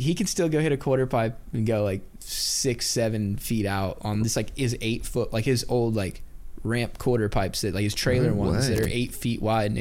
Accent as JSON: {"language": "English", "region": "Oregon", "country": "United States", "tie": "born or raised there", "said": "I grew up in Oregon"}